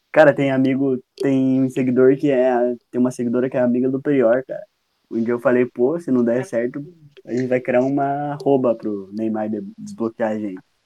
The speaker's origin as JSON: {"language": "Portuguese", "region": "South Region", "country": "Brazil", "also_born_or_lived": "Paraná", "said": "eu sou sulista e torço pro Grêmio e uhum. moro no Paraná"}